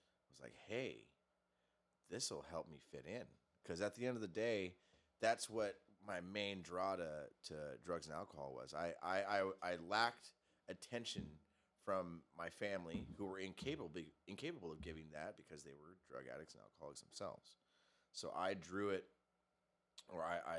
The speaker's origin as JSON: {"language": "English", "town": "Torrance", "region": "California", "country": "United States", "tie": "born or raised there", "said": "I grew up over in Torrance"}